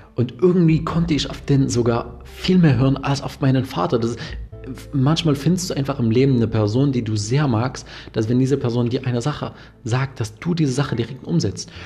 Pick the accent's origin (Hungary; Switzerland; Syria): Syria; Damascus, Damascus Governorate; moved away; Ich komme ja ursprünglich aus Syrien, aus mhm. Damaskus